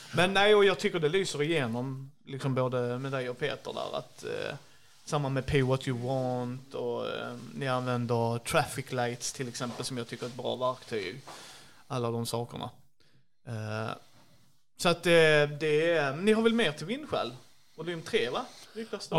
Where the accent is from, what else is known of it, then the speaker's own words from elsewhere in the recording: Skåne, Sweden; jag är ju skåning